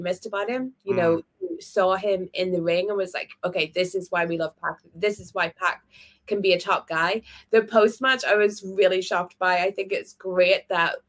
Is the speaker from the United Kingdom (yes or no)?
yes; Belfast, Northern Ireland, United Kingdom; I'm from Belfast